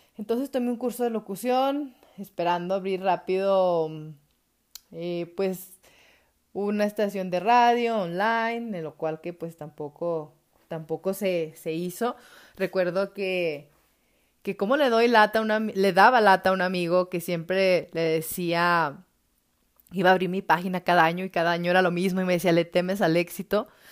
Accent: Atengo, Jalisco, Mexico; moved away as an adult; now in Guadalajara, Mexico; nací aquí en Guadalajara, pero viví mayor tiempo en Atengo, Jalisco y luego retorné hace como ocho años nuevamente aquí a Guadalajara.

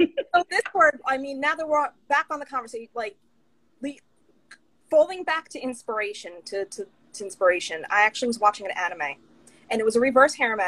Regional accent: Long Island, New York, United States; now in Orlando, United States; my husband and I were originally from Long Island, New York

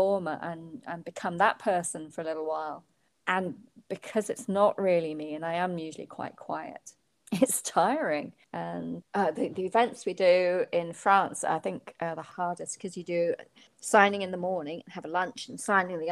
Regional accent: United Kingdom; I was being very British

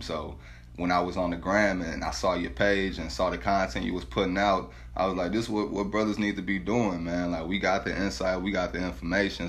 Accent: St. Louis, Missouri, United States; where I grew up at in St. Louis

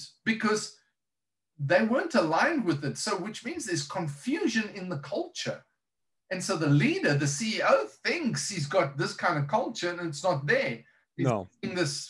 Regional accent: South Africa; moved away as an adult; now in United States; I'm South African.

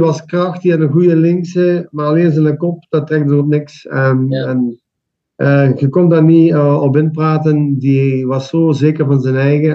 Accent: Limburg, Belgium; wij zijn daar als Limburgers

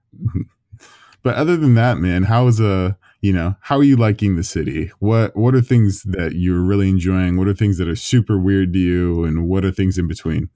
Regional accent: Southern California, United States; moved away as an adult; now in London, United Kingdom; my hometown in Southern California

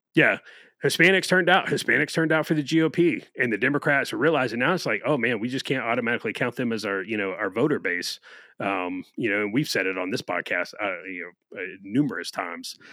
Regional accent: Florida, United States; my home state

